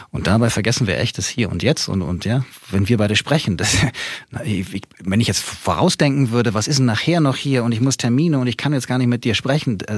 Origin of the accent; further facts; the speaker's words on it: Hanau, Hesse, Germany; die erste Reise, die hatte ich in, in meiner Heimatstadt, also in Hanau, begonnen.